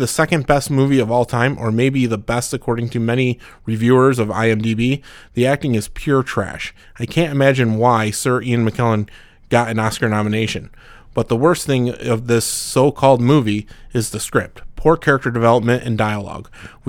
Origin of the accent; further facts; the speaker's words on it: Mexico; English is a second language; I'm from Mexico. Sorry about my English.